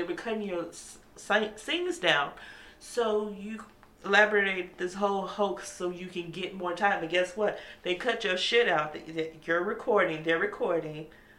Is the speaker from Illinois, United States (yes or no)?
yes; Chicago, Illinois, United States; I'm from Chicago.